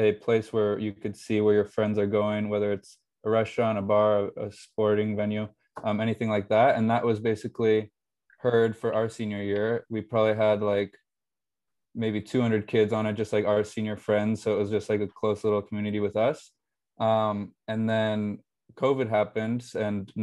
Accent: Phoenix, Arizona, United States; moved away as an adult; now in Boston, United States; I'm from Phoenix, Arizona

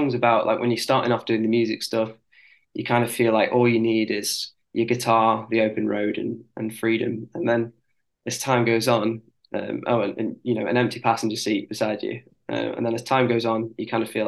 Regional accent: near Liverpool, North West England, United Kingdom; accent: northern; I'm from near Liverpool

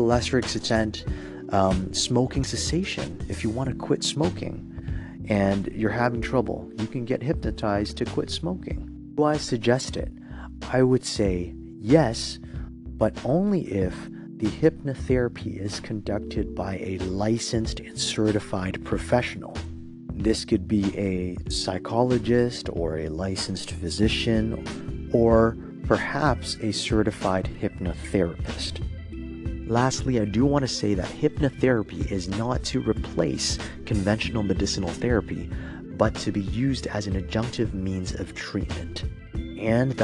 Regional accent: Toronto, Ontario, Canada; I'm from Toronto

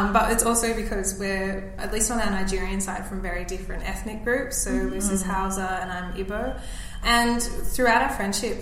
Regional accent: Melbourne, Victoria, Australia; I grew up in Melbourne

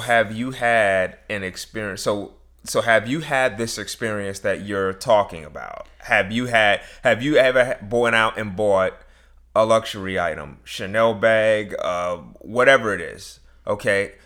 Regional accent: New York, United States; growing up in New York

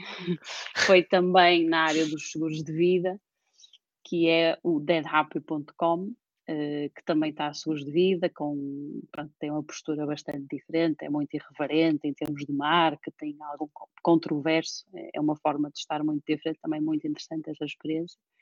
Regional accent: Porto, Norte, Portugal; also born or lived in Cambridge, United Kingdom; nasci e fui criada aqui no Porto

